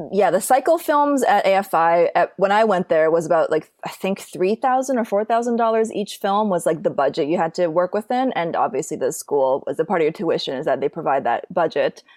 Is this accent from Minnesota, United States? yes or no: yes; Minneapolis, Minnesota, United States; moved away as an adult; now in Los Angeles, United States; I grew up in Minneapolis, Minnesota